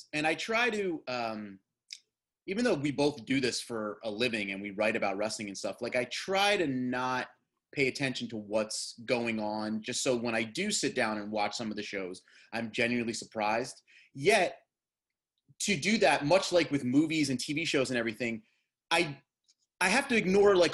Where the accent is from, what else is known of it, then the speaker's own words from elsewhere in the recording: New Jersey, United States; I grew up in Jersey